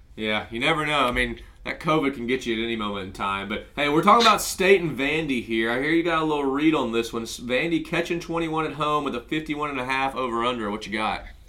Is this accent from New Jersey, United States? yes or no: no; Mobile, Alabama, United States; my hometown, Mobile